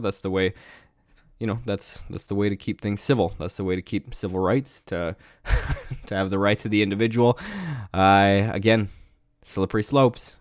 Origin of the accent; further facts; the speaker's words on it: Canada; growing up in Canada